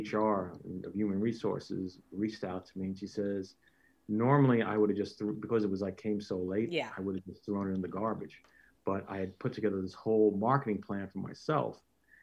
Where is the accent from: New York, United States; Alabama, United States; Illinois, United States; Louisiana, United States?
New York, United States; Long Island; I grew up, yes, just outside New York City, out on Long Island.